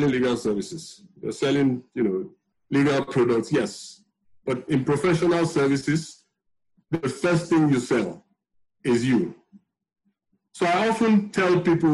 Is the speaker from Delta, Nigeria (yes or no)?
yes; Warri, Delta, Nigeria; also born or lived in Benin City; now in Lagos, Nigeria; I grew up in Warri.